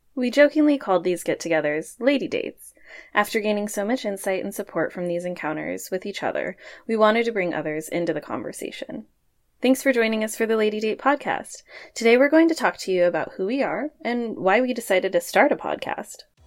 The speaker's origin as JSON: {"language": "English", "town": "Portland", "region": "Oregon", "country": "United States", "tie": "born or raised there", "said": "I was born and raised in Portland, Oregon, so I haven't quite left yet."}